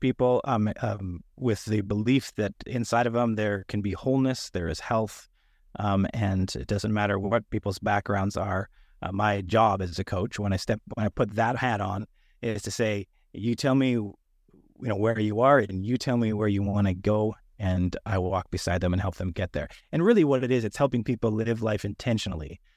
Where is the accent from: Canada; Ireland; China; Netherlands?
Canada; moved away as an adult; now in Sunnyvale, United States; I'm a Canadian who's moved to the United States